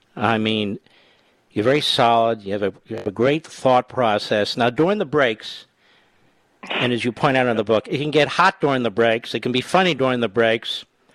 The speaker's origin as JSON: {"language": "English", "town": "Cheltenham", "region": "Pennsylvania", "country": "United States", "said": "I'm from Cheltenham."}